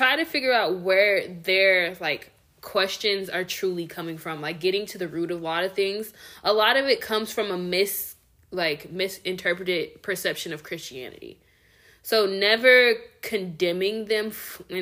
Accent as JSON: {"language": "English", "region": "the Bible Belt of the South", "country": "United States", "tie": "born or raised there", "said": "growing up in the Bible Belt of the South, seeing how the church treated people and the favoritism within some of these churches down here"}